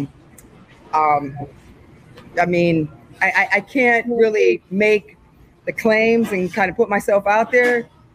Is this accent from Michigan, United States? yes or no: yes; Milan, Michigan, United States; also born or lived in New York; I was born in New York, and then we moved to Michigan. I was 5 years old. So I was raised right outside of Ann Arbor.